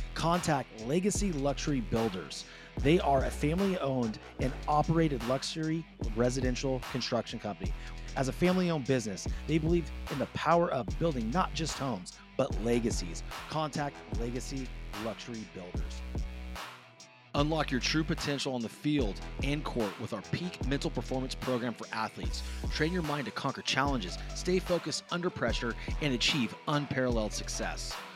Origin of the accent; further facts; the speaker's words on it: California, United States; growing up, like, I didn't see a whole bunch of it in California